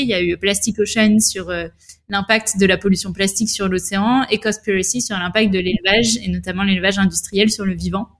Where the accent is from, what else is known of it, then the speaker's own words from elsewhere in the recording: La Rochelle, Nouvelle-Aquitaine, France; also born or lived in Bordeaux / Paris / Madrid / Rome; J'ai grandi à La Rochelle depuis que je suis au collège